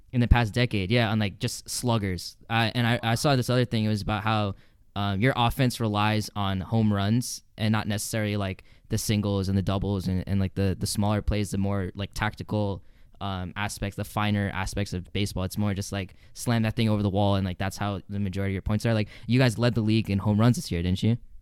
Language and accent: English; New Jersey, United States; I grew up in North Jersey